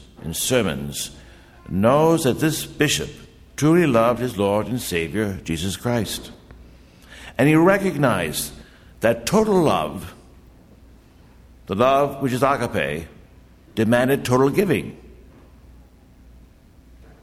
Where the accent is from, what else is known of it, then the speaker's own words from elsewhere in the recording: Bad Axe, Michigan, United States; I hail from Bad Axe, Michigan, which is in the thumb of Michigan.